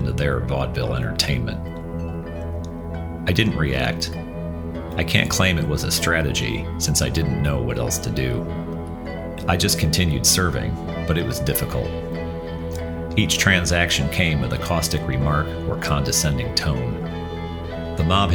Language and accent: English; United States; accent: American twang; My conspicuous American twang